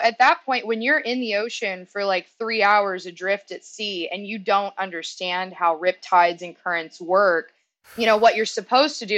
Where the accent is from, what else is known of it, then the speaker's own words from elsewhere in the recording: Northeast Texas, United States; I grew up in Northeast Texas. So mm-hmm. I grew up on the border of Louisiana